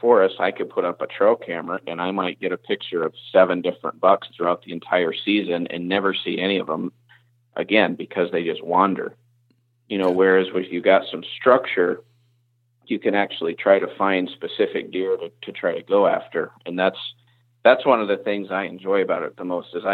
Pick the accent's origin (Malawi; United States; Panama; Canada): United States; North Carolina; moved away as an adult; also born or lived in Indiana; now in Iowa, United States; the South where I grew up